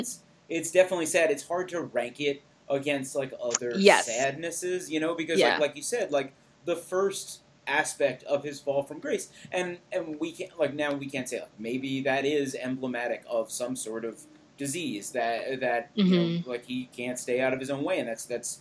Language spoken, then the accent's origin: English; New York, United States; I'm from New York